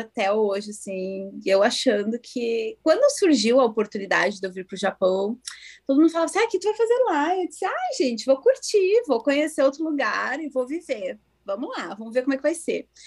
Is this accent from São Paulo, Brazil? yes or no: no; Porto Alegre, Rio Grande do Sul, Brazil; moved away as an adult; also born or lived in Cachoeirinha / Novo Hamburgo; now in Japan; Eu sou natural de Porto Alegre. Morei no Rio Grande do Sul até meus 31 anos